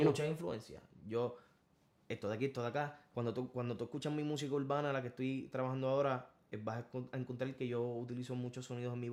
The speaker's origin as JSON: {"language": "Spanish", "town": "Corozal", "country": "Puerto Rico", "said": "yo no soy de la área maestro, yo soy de Corozal, yo soy de la montaña."}